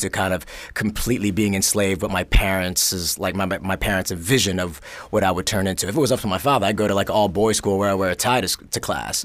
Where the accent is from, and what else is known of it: New York City, New York, United States; born or raised there; also born or lived in Korea / Los Angeles